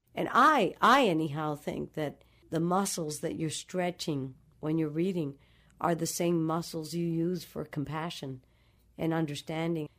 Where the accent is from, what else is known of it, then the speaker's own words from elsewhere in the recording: Dominican Republic; moved away; also born or lived in New York City; I grew up in the Dominican Republic